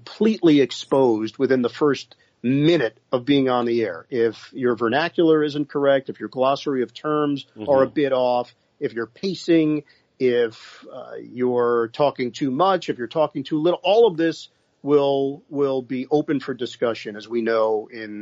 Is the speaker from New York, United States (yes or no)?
yes; New York, United States; my hometown in New York